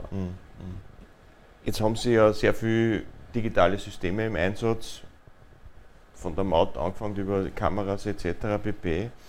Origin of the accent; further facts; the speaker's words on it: Linz, Upper Austria, Austria; Also die A26, Sie haben schon angesprochen, betrifft mich selbst auch ja, als Linzer.